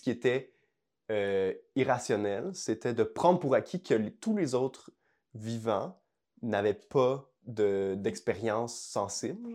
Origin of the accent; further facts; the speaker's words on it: Montreal, Quebec, Canada; mon, cœur, c'est genre le, fleuve à Verdun